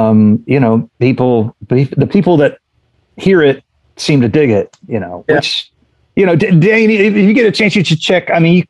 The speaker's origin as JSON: {"language": "English", "region": "Indiana", "country": "United States", "said": "We're all from Indiana. We know how to do that."}